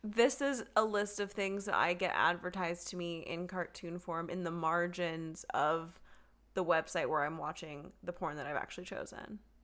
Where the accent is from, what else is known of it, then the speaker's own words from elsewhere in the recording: Texas, United States; Texas is staring right at me, and as everyone knows, that's my home state